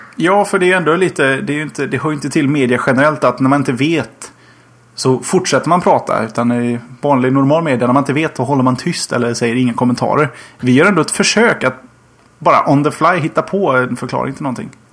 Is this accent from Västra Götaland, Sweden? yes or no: yes; Gothenburg, Västra Götaland, Sweden; Som göteborgare